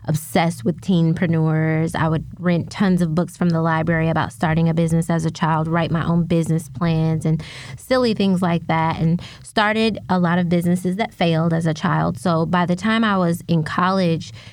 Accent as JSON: {"language": "English", "town": "South Bend", "region": "Indiana", "country": "United States", "tie": "born or raised there", "said": "I grew up in South Bend, Indiana"}